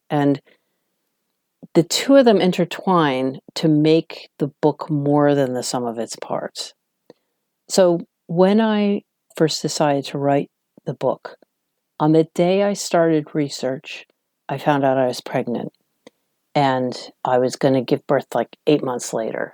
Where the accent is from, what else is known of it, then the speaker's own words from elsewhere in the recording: Washington, District of Columbia, United States; moved away as an adult; now in London, United Kingdom; I was from Washington, D C, which is a much calmer, smaller town compared to New York